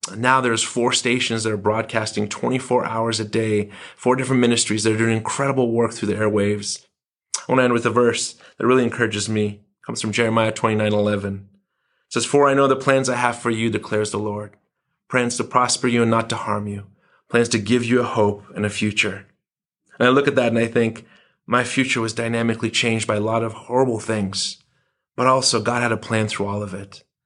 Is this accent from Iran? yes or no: yes; Iran; now in United States; It's Iran. This was where I was raised in the nineteen seventies.